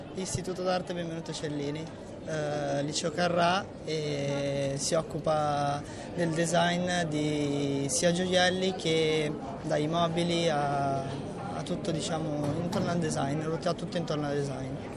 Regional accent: Valenza, Piedmont, Italy; Di Valenza, provincia di Alessandria. Piemonte.

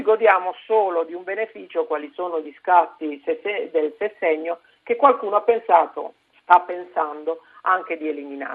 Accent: Apulia, Italy; io vengo dalla Puglia, sono una pugliese

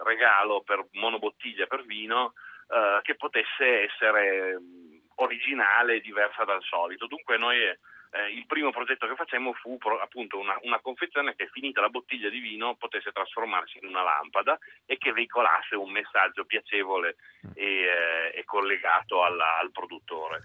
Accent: Italy; noi siamo totalmente italiani

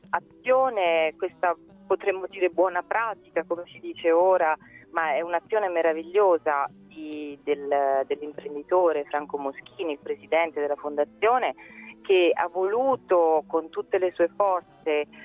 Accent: Tolentino, Marche, Italy; sono di Tolentino, sono nata a Tolentino

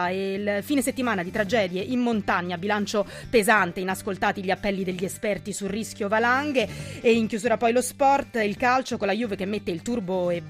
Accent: Basilicata, Italy; born there; Va bene, confesso, sono nato in Basilicata. Sì, la Basilicata esiste.

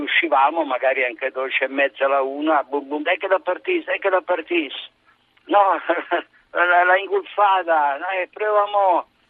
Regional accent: Milan, Lombardy, Italy; io sono di Milano

